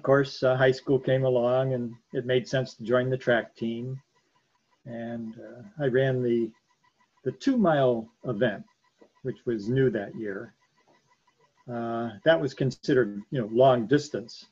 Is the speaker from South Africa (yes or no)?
no; Canton, Ohio, United States; I grew up in Canton, Ohio.